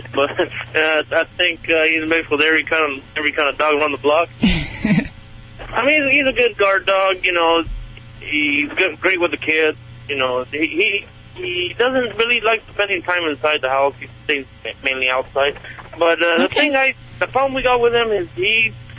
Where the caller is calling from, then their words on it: Yuma, Arizona, United States; I'm calling from Yuma, Arizona.